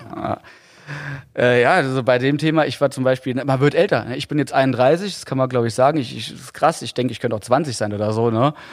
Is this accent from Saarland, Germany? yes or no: yes; Saarland, Germany; ich als Saarländer